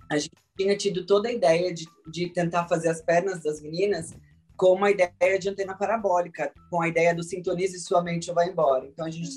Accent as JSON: {"language": "Portuguese", "country": "Brazil", "said": "essa representatividade do meu país"}